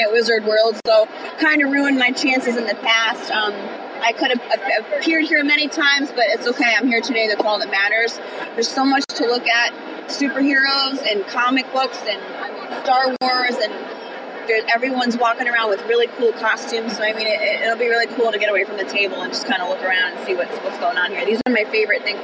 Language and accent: English; Connecticut, United States; I'm from Connecticut.